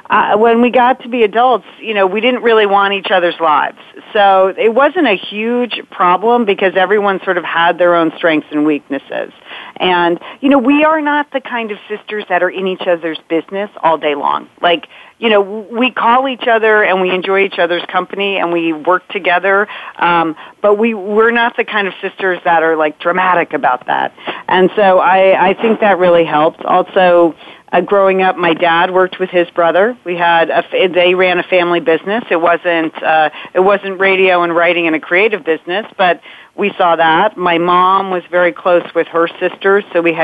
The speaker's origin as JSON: {"language": "English", "region": "Connecticut", "country": "United States", "tie": "born or raised there", "said": "We grew up in Connecticut, a big Irish Catholic family"}